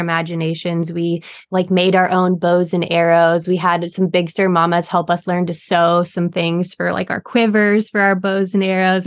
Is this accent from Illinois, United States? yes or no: no; Big Sur, California, United States; also born or lived in Cayucos, California; I grew up in Big Sur, California